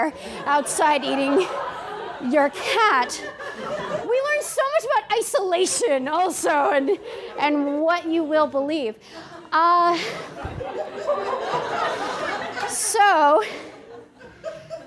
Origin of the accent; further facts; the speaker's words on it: United States; moved away as an adult; now in Canada; we're those American hippies